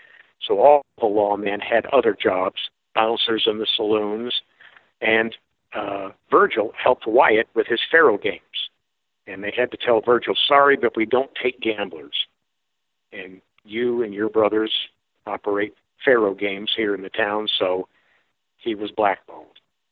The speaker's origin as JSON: {"language": "English", "region": "California", "country": "United States", "moved": "as an adult", "lives_now": "Tombstone, United States", "said": "Yes, I'm from California"}